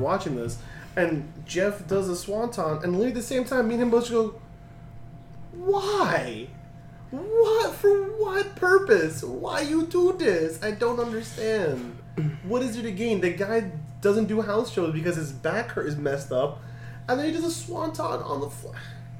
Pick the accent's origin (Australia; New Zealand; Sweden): Australia; I'm Australian. What do I know?